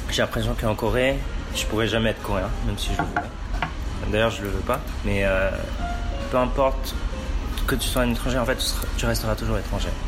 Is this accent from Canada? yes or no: no; France; born there; Je suis d'origine chinoise, mes parents sont nés au Cambodge et je suis né en France.